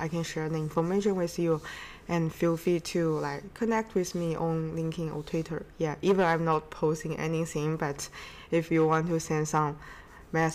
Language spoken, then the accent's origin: English; China; moved away; also born or lived in Seattle / Boston; I'm from China